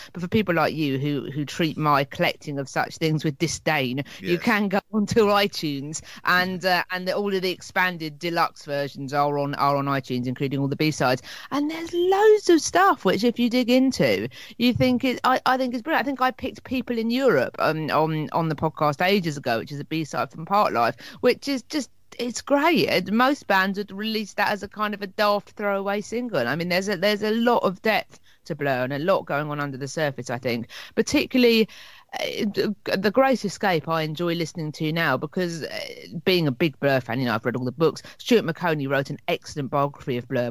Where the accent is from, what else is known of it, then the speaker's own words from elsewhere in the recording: Hastings, South East England, United Kingdom; working for Marks and Spencer's in my hometown of Hastings, in the shopping centre here